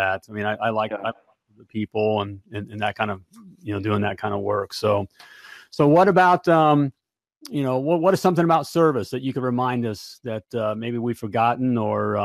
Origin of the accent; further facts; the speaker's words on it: United States; I'm that American guy